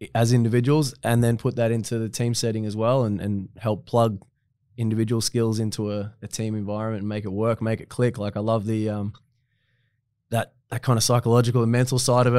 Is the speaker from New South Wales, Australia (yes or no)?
no; Latrobe City, Victoria, Australia; I was still playing back in my hometown